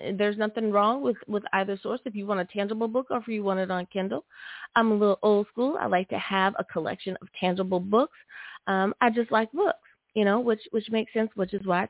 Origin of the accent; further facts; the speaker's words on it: United States; my home country, good old US